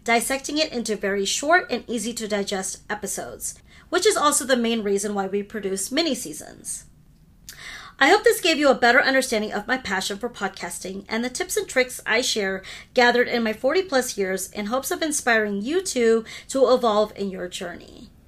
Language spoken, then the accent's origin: English; United States; first language Hindi; English is a second language; I'm a second generation American? Fun fact, Hindi was my first language